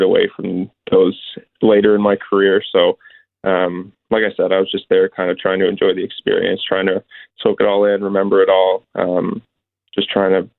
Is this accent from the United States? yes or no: no; Richmond Hill, Ontario, Canada; Toronto, I grew up in Richmond Hills, so the Leafs are my childhood team